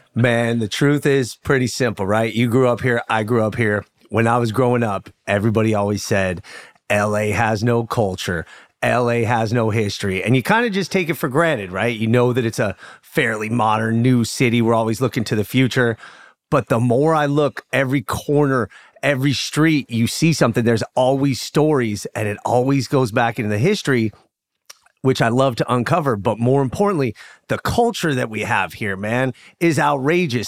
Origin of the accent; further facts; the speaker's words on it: Los Angeles, California, United States; I grew up in what was called Sepulveda at the time. Now it's called North Hills. L A boy through and through